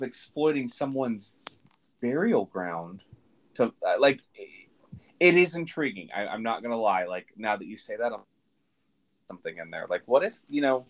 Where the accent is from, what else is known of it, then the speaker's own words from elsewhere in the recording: Tampa, Florida, United States; we're both from Tampa